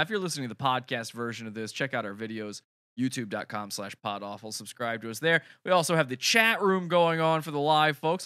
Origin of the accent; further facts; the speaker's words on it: Virginia, United States; I'm from Virginia.